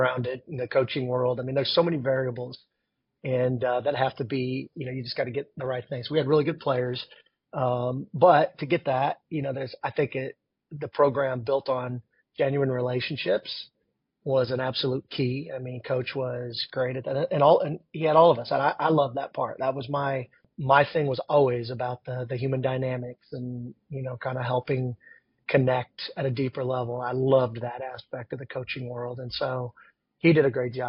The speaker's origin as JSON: {"language": "English", "town": "Wakarusa", "region": "Indiana", "country": "United States", "said": "Wakarusa is, I think it's like 1,400"}